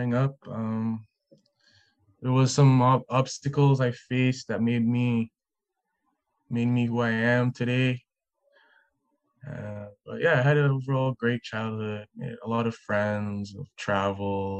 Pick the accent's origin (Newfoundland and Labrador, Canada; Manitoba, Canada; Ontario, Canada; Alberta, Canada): Ontario, Canada; Ottawa; I grew up in Ottawa